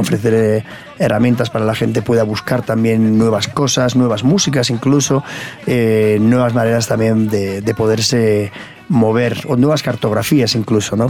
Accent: Irún, Basque Country, Spain; yo precisamente vengo de, un barrio eh, popular en, en Irún, donde nací en el País Vasco

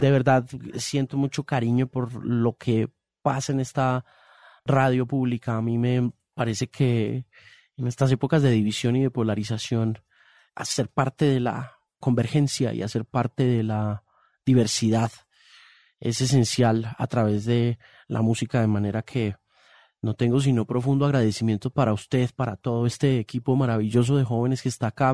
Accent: Homestead, Florida, United States; now in Colombia; yo me crié en los Estados Unidos

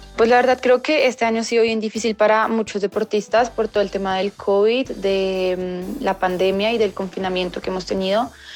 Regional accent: Colombia; competir un mundial en mi país pues es muy emocionante de representar a mi país en mi país Espero pues obviamente poder clasificar y, competir y darla toda por mi país y ganar una medalla acá en Colombia

